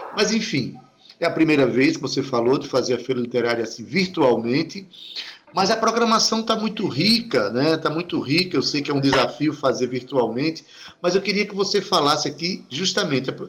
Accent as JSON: {"language": "Portuguese", "town": "Itabaiana", "region": "Paraíba", "country": "Brazil", "tie": "born or raised there", "said": "Itabaiana é a minha terra, a minha cidade"}